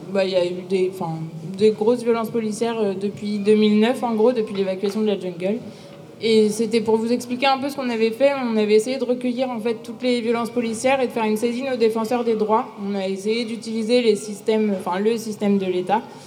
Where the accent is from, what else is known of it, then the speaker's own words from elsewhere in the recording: the Nord, Hauts-de-France, France; je viens du Nord